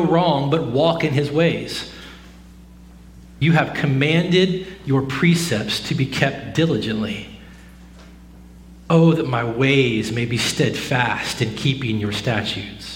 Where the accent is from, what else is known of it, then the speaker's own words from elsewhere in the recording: the South, United States; Growing up in the South, my entire life